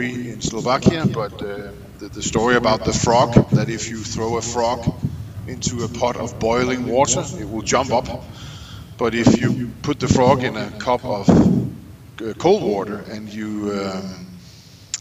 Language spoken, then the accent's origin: English; Denmark; I'm from Denmark